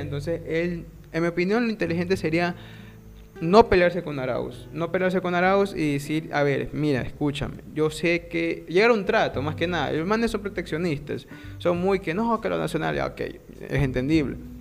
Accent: Ecuador; somos de Ecuador.

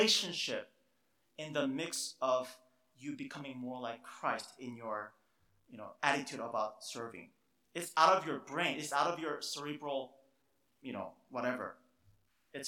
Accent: South Korea; moved away; I grew up in Korea

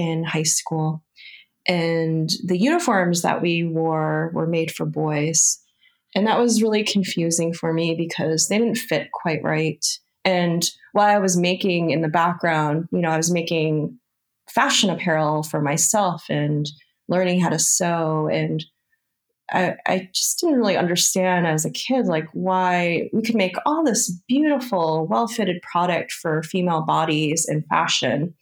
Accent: Hudson Valley, New York, United States; So I grew up in the Hudson Valley of New York State, and I was in a middle class family

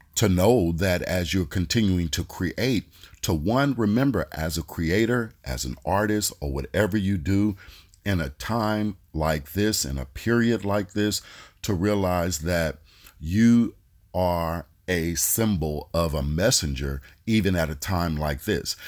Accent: Oakland, California, United States; I'm from the Bay Area, uh, from Oakland.

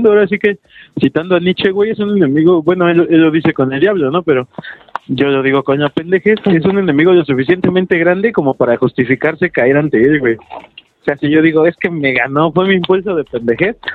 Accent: Mexico City, Mexico; como buen chilango, verga

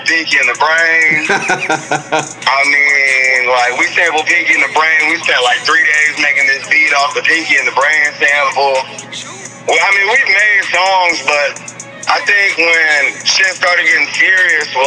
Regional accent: Davenport, Iowa, United States; I'm repping Davenport, Iowa, born and raised

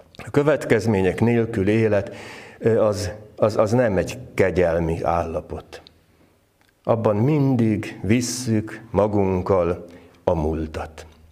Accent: Várpalota, Veszprém County, Hungary; Várpalotán, ahol fölnőttem

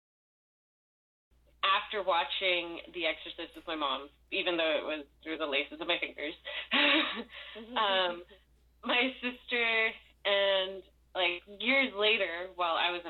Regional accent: Los Angeles, California, United States; I was born in East LA, raised in the Valley

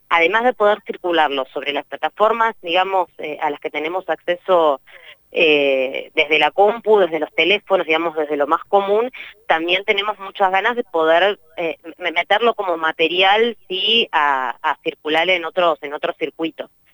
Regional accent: Neuquén, Argentina; somos de Neuquén, somos neuquinas repartidas en, distintos lados del país

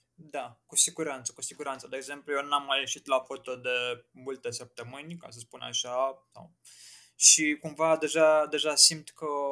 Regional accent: Piatra Neamț, Neamț County, Romania; moved away as an adult; also born or lived in Muntenia; now in Bucharest, Romania; m-am născut în Muntenia, dar cum am plecat au plecat ai mei cu tot cu mine uh, pe la 2 ani, am stat în Piatra Neamț în vreo 17 ani, așa că se spune că sunt de acolo.

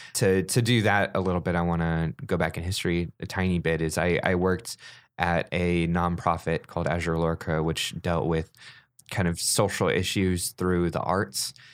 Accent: Grass Valley, California, United States; born or raised there

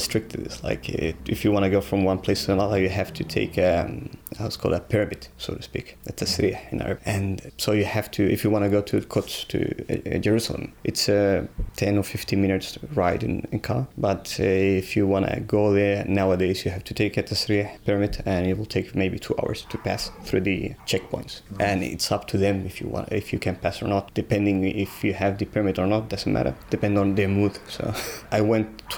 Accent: Santiago, Santiago Metropolitan Region, Chile; English is a second language; moved away as an adult; also born or lived in Beit Jala, Palestine; now in Tasmania, Australia; We moved to the capital, to Santiago

